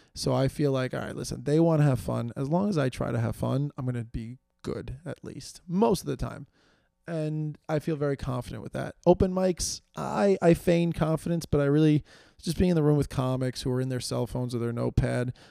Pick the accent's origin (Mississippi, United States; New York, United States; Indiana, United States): New York, United States; New York City; I live in New York City. I do I'm from New York